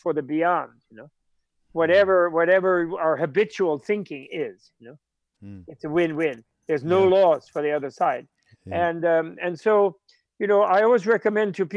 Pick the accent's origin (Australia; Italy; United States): United States; New York; as a New Yorker